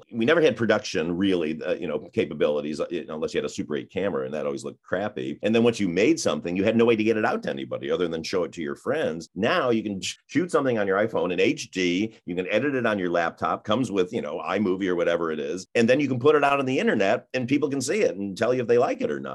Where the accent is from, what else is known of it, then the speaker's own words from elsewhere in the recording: Mount Clemens, Michigan, United States; I grew up in Michigan, in Mount Clemens, Michigan, which was a small town.